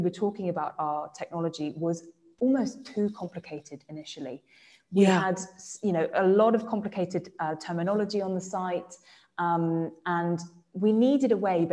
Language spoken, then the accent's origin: English; England, United Kingdom; accent: English; that's my English accent coming out